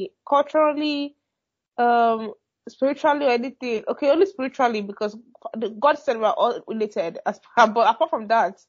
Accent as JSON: {"language": "English", "country": "Nigeria", "moved": "yes", "said": "I'm a Nigerian"}